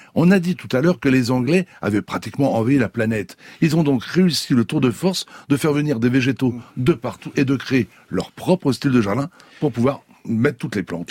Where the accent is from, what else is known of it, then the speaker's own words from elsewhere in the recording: France; chez nous en France